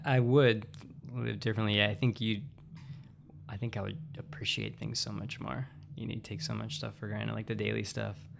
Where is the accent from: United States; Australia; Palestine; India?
United States; Western Pennsylvania; moved away as an adult; also born or lived in Pittsburgh / Phoenix / California; I was born and raised in Western Pennsylvania, kind of like the woods, middle of nowhere